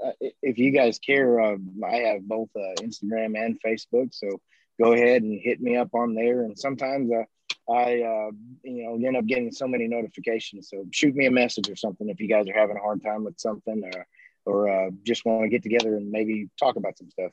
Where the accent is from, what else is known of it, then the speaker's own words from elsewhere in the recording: Hawaii, United States; now in Oklahoma, United States; I'm from Hawaii, living in Oklahoma.